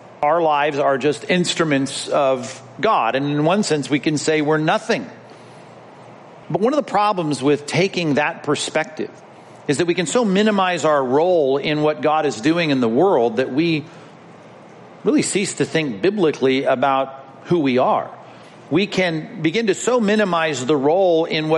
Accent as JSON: {"language": "English", "town": "Long Beach", "region": "California", "country": "United States", "tie": "born or raised there", "said": "as a child growing up in Long Beach when the Grand Prix came to our town"}